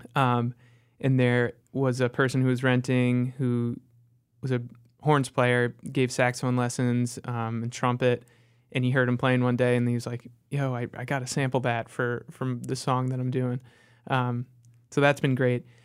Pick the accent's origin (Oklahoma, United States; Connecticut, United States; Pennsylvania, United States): Connecticut, United States; moved away as an adult; also born or lived in Chicago; now in Charlotte, United States; I grew up in Connecticut and then spent my adult life in Chicago